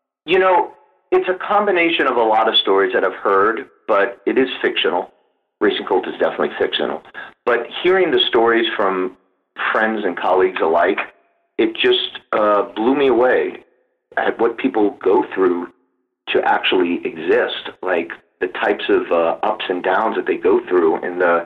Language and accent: English; New Orleans, Louisiana, United States; I'm originally from New Orleans, born and raised